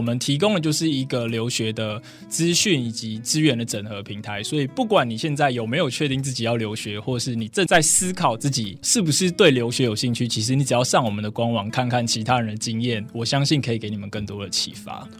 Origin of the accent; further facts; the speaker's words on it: Taipei, Taiwan; 因为我是台北人，所以我其实嗯。从 国小一路到大学，我都没有离开过台北去哦，等于说住在常住天龙国里面就对了